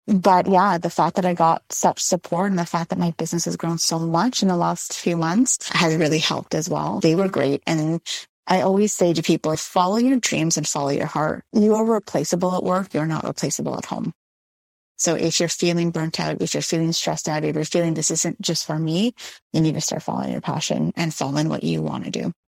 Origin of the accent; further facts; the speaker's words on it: Montreal, Quebec, Canada; I grew up in Montreal